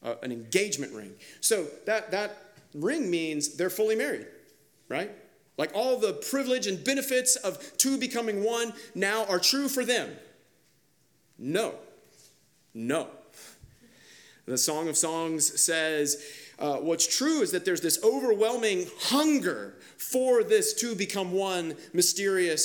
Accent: Kansas, United States; now in Charlotte, United States; I grew up in Kansas

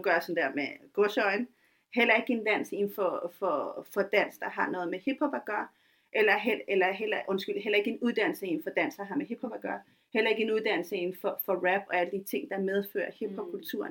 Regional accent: Taastrup, Capital Region of Denmark, Denmark; Jeg voksede op i Tostogård, en af de ja. første gator i Danmark.

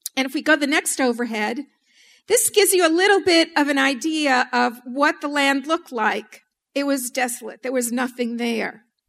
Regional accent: New York City, New York, United States; moved away as an adult; now in New Orleans, United States; born and raised in New York City.

